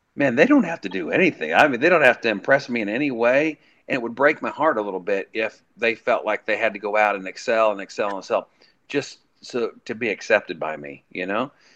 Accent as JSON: {"language": "English", "town": "Colby", "region": "Kansas", "country": "United States", "tie": "born or raised there", "also_born_or_lived": "Nashville", "moved": "as an adult", "said": "going home to my hometown, um, that it was say Colby Oasis on the Plains"}